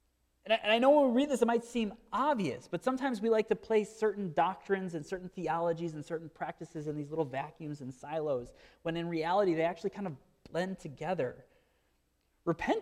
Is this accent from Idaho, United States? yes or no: no; Marinette, Wisconsin, United States; I grew up in Marinette, Wisconsin